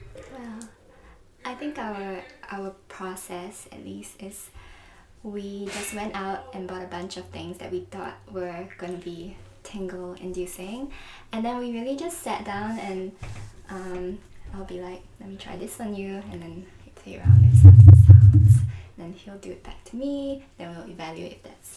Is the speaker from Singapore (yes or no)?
yes; Singapore; moved away as an adult; also born or lived in London; now in New York, United States; I'm from Singapore, and then I went to London for university